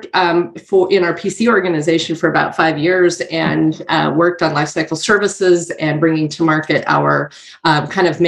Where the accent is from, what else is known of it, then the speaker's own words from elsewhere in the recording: Boise, Idaho, United States; I'm born and raised and based out of Boise, Idaho.